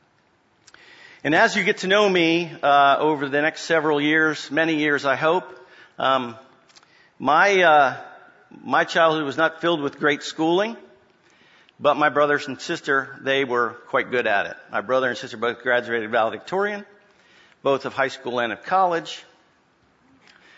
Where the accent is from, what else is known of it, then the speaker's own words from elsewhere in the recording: Springfield, Virginia, United States; now in Orlando, United States; I was born and raised in Northern Virginia, in Springfield